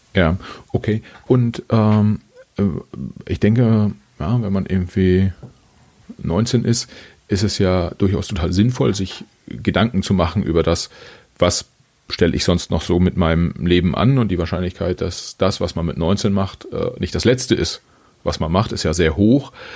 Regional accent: Germany; als Deutscher

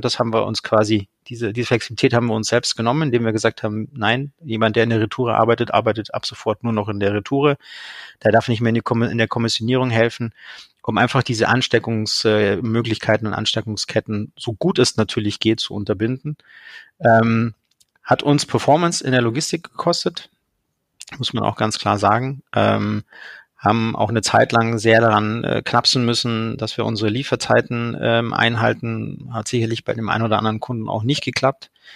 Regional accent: Munich, Bavaria, Germany; Ich komme, wie gesagt, aus München

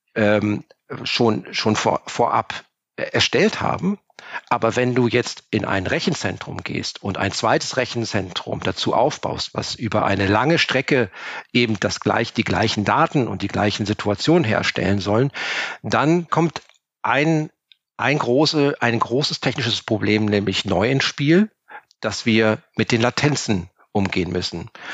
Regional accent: Cologne, North Rhine-Westphalia, Germany; Ich bin Kölner.

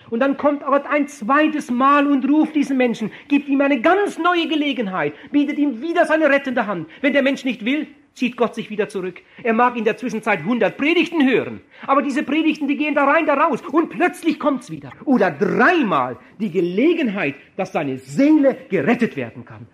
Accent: Germany; würde schon gar nicht in meinem Heimatdorf evangelisieren

